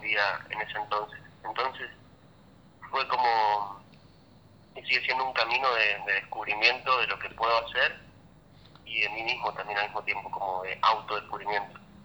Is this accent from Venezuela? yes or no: no; Mendoza, Argentina; now in Buenos Aires, Argentina; cuando me mudé para Buenos Aires, yo soy de Mendoza